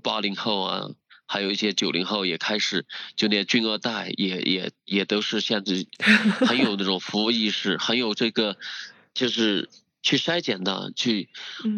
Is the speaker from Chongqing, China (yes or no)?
no; Dali, Yunnan, China; 我们老家大理那边